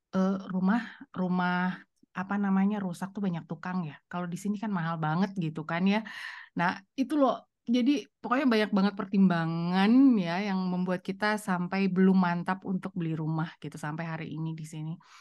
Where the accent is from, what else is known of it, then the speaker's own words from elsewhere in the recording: Indonesia; moved away as an adult; now in Germany; masih berharap akan kembali ke Indonesia, itu satu gitu ya. Eh, dan sudah punya rumah di sana